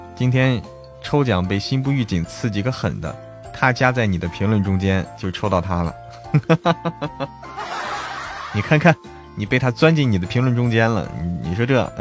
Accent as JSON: {"language": "Chinese", "region": "Hebei", "country": "China", "tie": "born or raised there", "said": "我是河北，我老家河北的"}